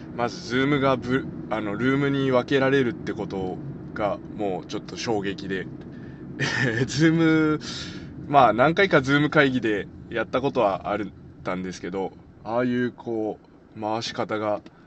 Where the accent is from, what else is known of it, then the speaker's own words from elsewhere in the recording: Nogata, Fukuoka, Japan; 僕能形出身なんですけど、